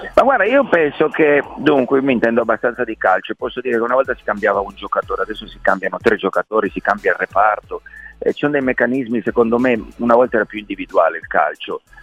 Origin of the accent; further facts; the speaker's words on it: Turin, Piedmont, Italy; now in Rome, Italy; io sono torinese, vivo a Roma